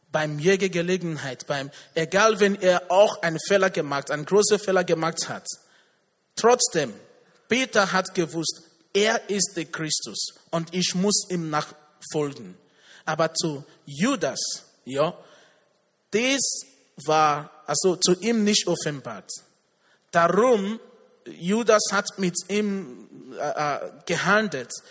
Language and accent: German; Nigeria; Ich komme aus Nigeria.